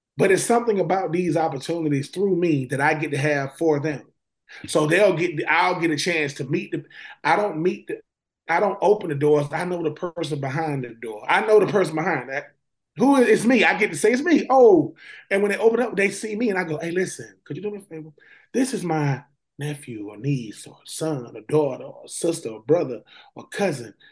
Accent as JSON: {"language": "English", "town": "Swainsboro", "region": "Georgia", "country": "United States", "tie": "born or raised there", "said": "being from a small town like Swainsboro, Georgia"}